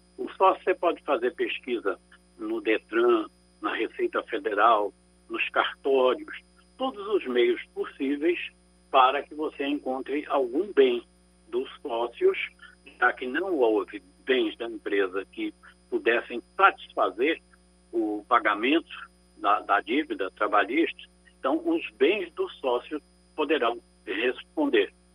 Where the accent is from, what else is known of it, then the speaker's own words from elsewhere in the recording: Recife, Pernambuco, Brazil; now in Ipojuca, Brazil; Eu sou natural de Recife, mas estou aqui em Nossa Senhora do Ipujuca